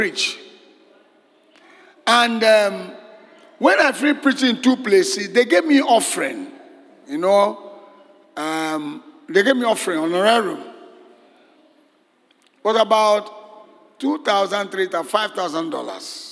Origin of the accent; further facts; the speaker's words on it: Nigeria; I'm from Nigeria